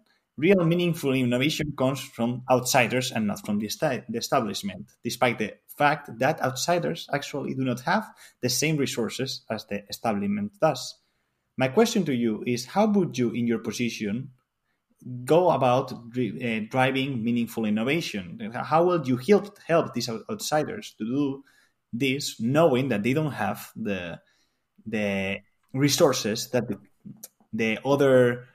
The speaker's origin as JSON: {"language": "English", "town": "Alicante", "region": "Valencian Community", "country": "Spain", "also_born_or_lived": "Catalonia", "said": "I am from Spain, from the southeast of Spain, Alicante."}